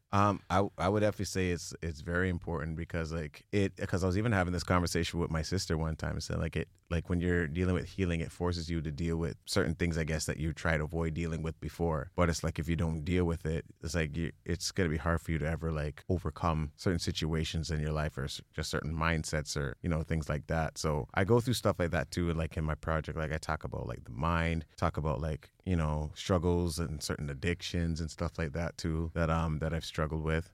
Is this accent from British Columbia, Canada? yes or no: no; Mississauga, Ontario, Canada; now in Brampton, Canada; I was, like, born and raised in Mississauga area